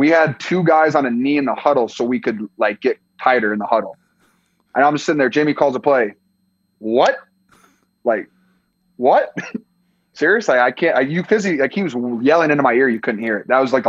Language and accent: English; Iowa, United States; moved away as an adult; now in California, United States; I'm from Iowa